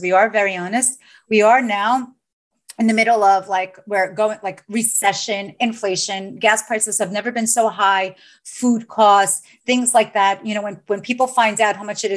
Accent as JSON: {"language": "English", "town": "New York City", "region": "New York", "country": "United States", "tie": "born or raised there", "said": "both of us are from Staten Island, New York. and we say it, we're born and raised in New York."}